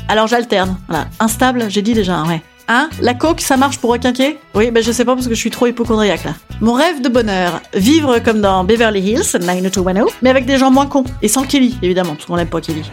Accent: Normandy, France; je suis normande

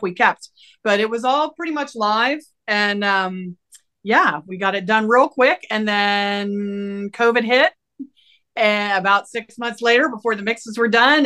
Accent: Appalachia, United States; moved away; I'm an Appalachian American woman

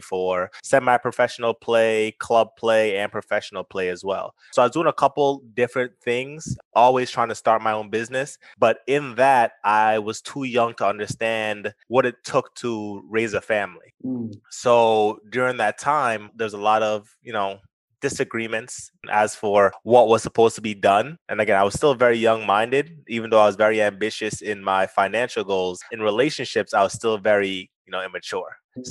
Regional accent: Poughkeepsie, New York, United States; moved away as an adult; also born or lived in Kingston, Jamaica / Queens, New York City; now in Miami, United States; I moved up here when I was about 8 years old, 8 or 9 years old

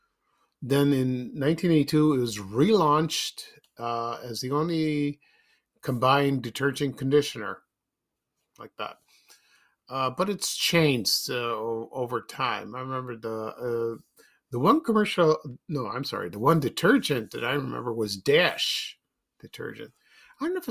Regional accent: Chicago, Illinois, United States; when I was growing up in Chicago, in the South Shore neighborhood and on the South Side, we lived in an apartment on Colfax Avenue

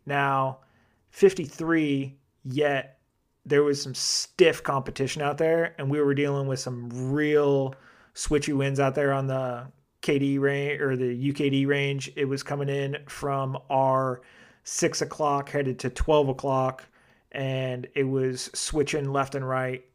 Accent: Arizona, United States; made in my home state, Arizona

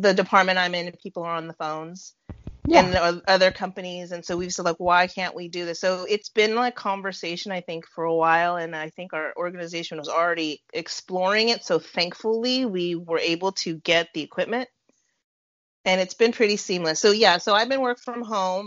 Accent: California, United States; also born or lived in Arizona; now in Indiana, United States; I'm born and raised in California and then moved to Arizona lived there for about nine years and then moved to Indiana

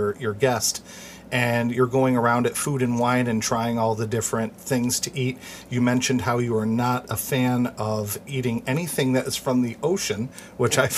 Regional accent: New York, United States; we're both originally from New York State

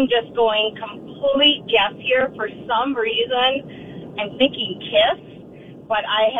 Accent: Shakopee, Minnesota, United States; I'm actually still in my hometown of Shakopee, home of Valley Fair.

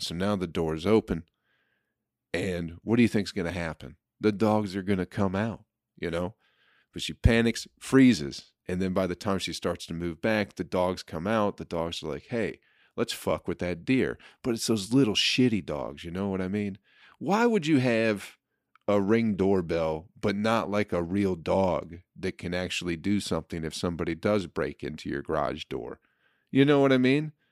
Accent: Michigan, United States; in Michigan, we just didn't get a lotta people from Egypt

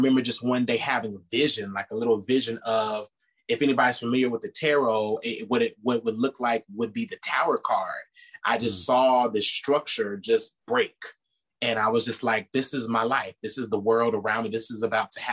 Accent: Pasadena, California, United States; I was born and raised in Pasadena, California, which is a suburb within the LA County outside of the city

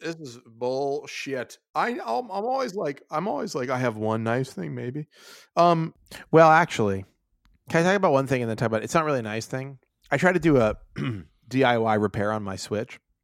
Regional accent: Pittsburgh, Pennsylvania, United States; I'm from Pittsburgh where, where, you know, there were massive fucking steel mills

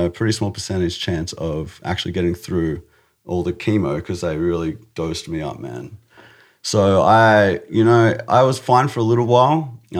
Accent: Australia; It was cool. Yeah, it was good. I did a lot of skateboarding, and I did a lot of karate.

